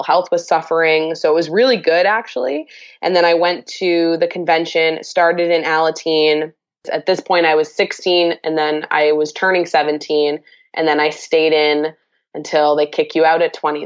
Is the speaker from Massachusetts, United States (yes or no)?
yes; Massachusetts, United States; I'm from Massachusetts.